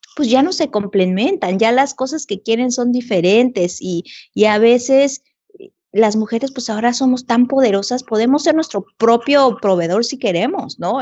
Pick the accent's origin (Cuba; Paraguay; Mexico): Mexico; moved away as an adult; estando en un país que no es el mío, con dos chiquitos, ir a buscar ayuda al Consulado de México